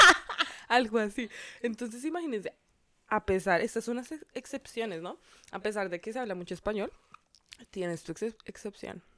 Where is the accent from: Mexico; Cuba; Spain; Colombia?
Colombia; now in Miami, United States